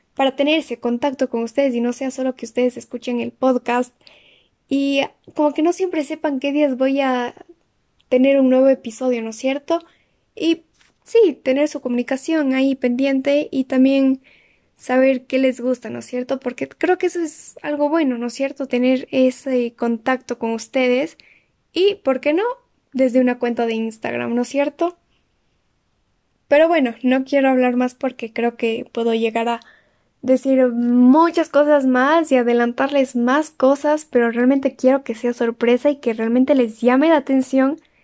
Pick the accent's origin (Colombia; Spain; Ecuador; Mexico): Ecuador; Cuenca, Azuay; soy de Ecuador, de la ciudad de Cuenca